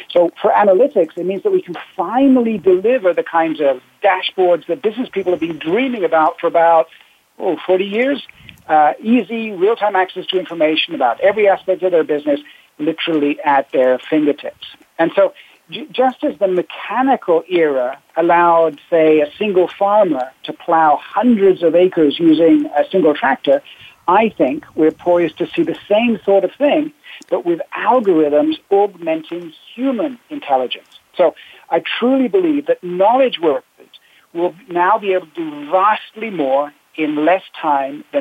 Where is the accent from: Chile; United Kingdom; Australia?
United Kingdom; England; I'm English